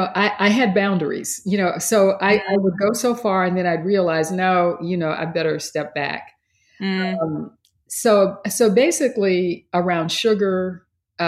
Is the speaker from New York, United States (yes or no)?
no; Texas, United States; I grew up in Texas